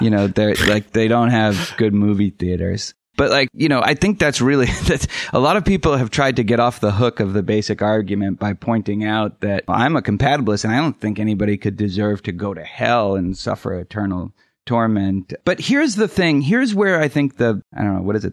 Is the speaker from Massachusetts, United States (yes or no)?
yes; Boston, Massachusetts, United States; I grew up in Boston